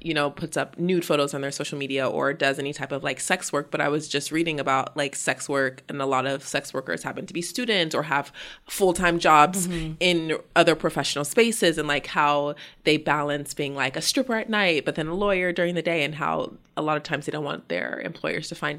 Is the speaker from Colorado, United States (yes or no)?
yes; Denver, Colorado, United States; I grew up in Denver, Colorado.